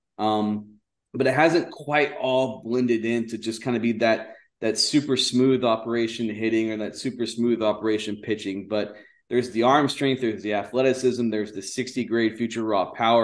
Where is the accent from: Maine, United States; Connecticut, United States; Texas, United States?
Texas, United States; Houston; I grew up in Houston, but I grew up on the north side of Houston